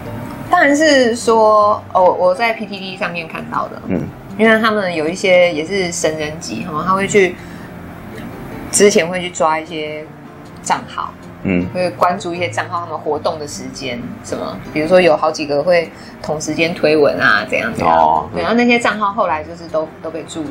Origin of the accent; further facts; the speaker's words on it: Taiwan; 就是身为台湾人，我会想说，好，不管是讲什么 GDP 啦，什么排名啦，然后有没有什么台湾，就不要只有台积电可以拿出来讲。